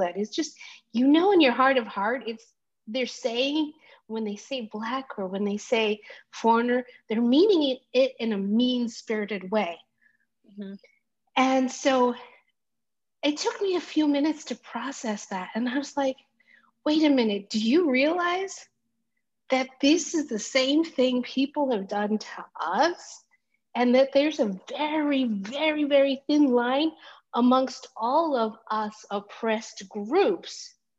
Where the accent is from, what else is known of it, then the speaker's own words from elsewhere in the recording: Greece; born there; In some ways I'm also Greek passing because I was born in Greece.